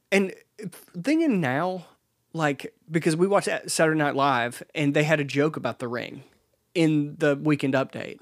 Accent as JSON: {"language": "English", "town": "Laurel", "region": "Mississippi", "country": "United States", "tie": "born or raised there", "said": "in Mississippi, I, I grew up in Laurel"}